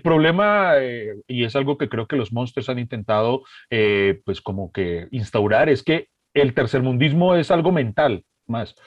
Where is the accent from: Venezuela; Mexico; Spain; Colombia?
Colombia; yo como colombiano